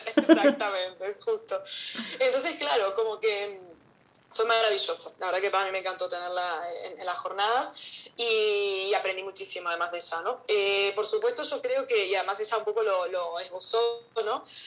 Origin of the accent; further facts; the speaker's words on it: Canary Islands, Spain; las dos somos de acá, de Canarias